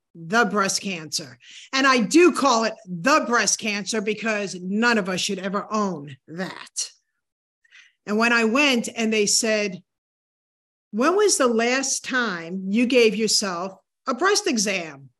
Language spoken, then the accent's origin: English; New Hampshire, United States; moved away; New Hampshire was my hometown